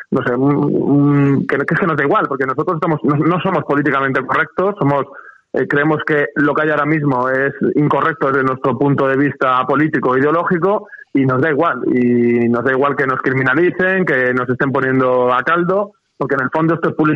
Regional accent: Spain; yo me considero patriota revolucionario y me considero español yo estoy orgulloso de mi país

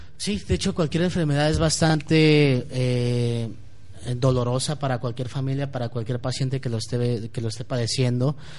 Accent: Guadalajara, Jalisco, Mexico; como ciudadano tapatío y como ciudadano mexicano

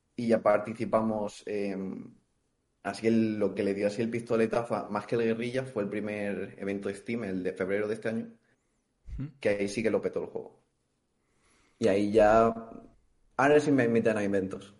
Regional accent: Valencia, Valencian Community, Spain; soy de Valencia

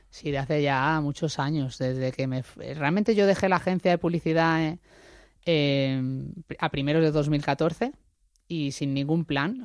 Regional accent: Málaga, Andalusia, Spain; moved away as an adult; also born or lived in Madrid; yo sea malagueña.

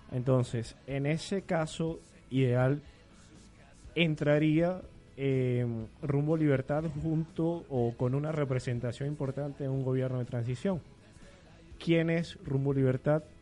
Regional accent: Venezuela; una de mis grandes preocupaciones como venezolano es cómo hacer echar para, adelante un país

